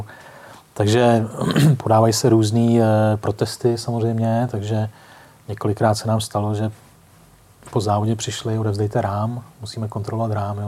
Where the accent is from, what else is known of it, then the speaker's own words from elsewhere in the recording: Most, Ústí nad Labem Region, Czechia; Já jsem mostecký rodák